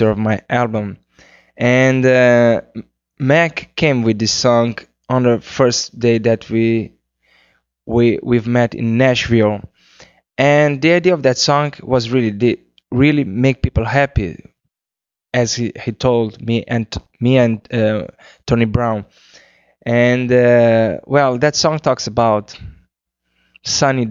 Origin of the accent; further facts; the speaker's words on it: Cape Verde; first language Cape Verdean Creole; English is a second language; my first language is Criollo, which is the Cape Verdean language